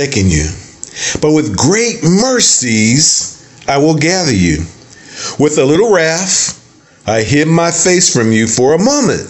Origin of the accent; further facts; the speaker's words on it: the North, United States; now in the South, United States; We grew up in the, we're from the North